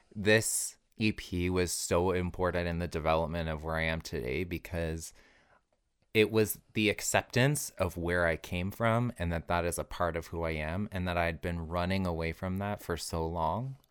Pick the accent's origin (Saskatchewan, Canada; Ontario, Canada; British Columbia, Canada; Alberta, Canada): Alberta, Canada; moved away; also born or lived in Toronto; growing up in Alberta was really hard for me.